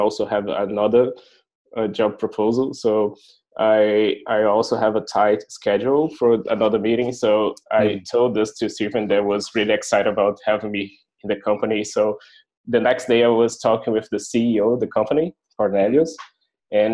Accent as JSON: {"language": "English", "country": "Brazil", "moved": "as an adult", "lives_now": "Berlin, Germany", "said": "I was from Brazil"}